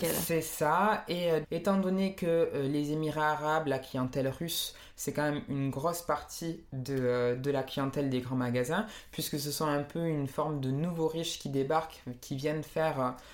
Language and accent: French; Marseille, Provence-Alpes-Côte d'Azur, France; Non, non, j'ai jamais habité à Perpignan, euh, je viens de Marseille.